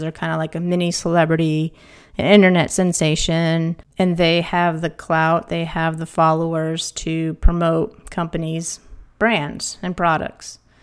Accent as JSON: {"language": "English", "region": "East Coast", "country": "United States", "moved": "yes", "said": "I'm from the East Coast."}